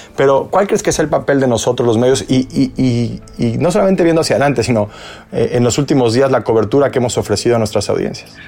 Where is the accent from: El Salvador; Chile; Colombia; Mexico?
Mexico; now in United States; vengo de México